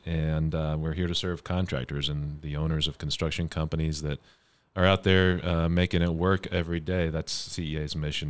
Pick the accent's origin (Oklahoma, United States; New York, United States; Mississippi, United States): Oklahoma, United States; Oklahoma City; now in Cleveland, United States; Well, I'm originally from Oklahoma City, and married into Ohio, the Cleveland